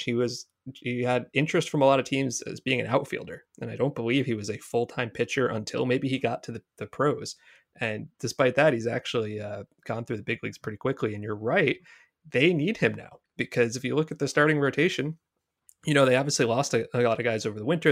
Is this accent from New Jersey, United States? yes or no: yes; New Jersey, United States; I am from New Jersey